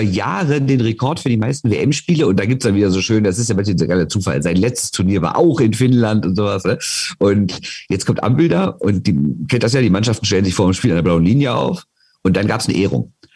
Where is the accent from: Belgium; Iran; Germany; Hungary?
Germany; Rhineland; bei uns im Rheinland